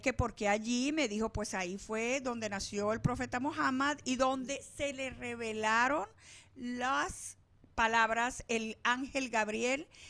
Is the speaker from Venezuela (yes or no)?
yes; Venezuela; also born or lived in Palestine; now in Arizona, United States; nací en Venezuela